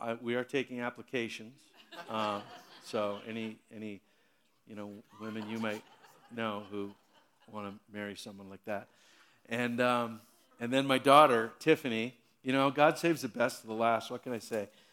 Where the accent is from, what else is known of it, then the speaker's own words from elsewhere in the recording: Hamilton, Ontario, Canada; I was born and raised in Hamilton